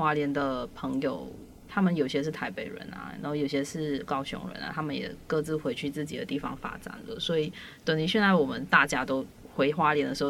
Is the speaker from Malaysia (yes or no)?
yes; Malaysia; moved away as an adult; also born or lived in Hualien, Taiwan; now in Taiwan; 我也是马来西亚人